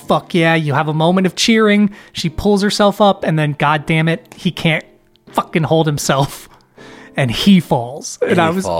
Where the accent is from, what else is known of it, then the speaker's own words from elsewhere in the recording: United States; being an American